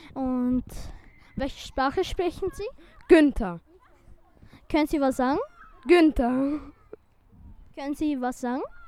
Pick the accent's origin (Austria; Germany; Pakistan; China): Pakistan; moved away; Ich bin zehn Jahre und, und komme aus Pakistan.